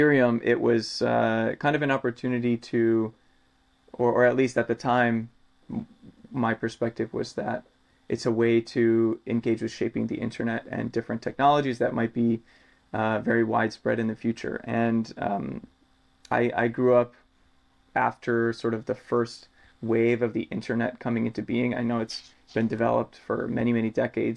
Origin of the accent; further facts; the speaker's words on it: United States; growing up in the United States